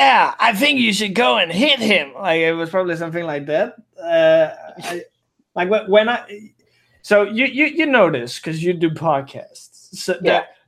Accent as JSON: {"language": "English", "country": "Denmark", "accent": "Danish", "second_language": "English", "said": "I have a shitty Danish accent. That's the only accent I have."}